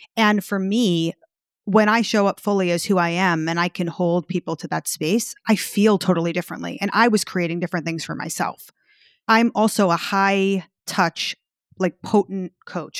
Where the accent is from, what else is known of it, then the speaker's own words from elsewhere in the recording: New York, United States; I'm from New York.